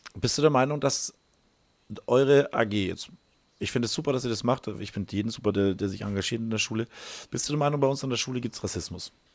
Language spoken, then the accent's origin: German; Bavaria, Germany; Ich bin hier in dem Schulsystem groß geworden.